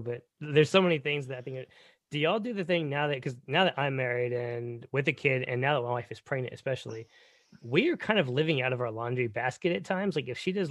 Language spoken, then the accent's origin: English; Texas, United States; being born and raised in Texas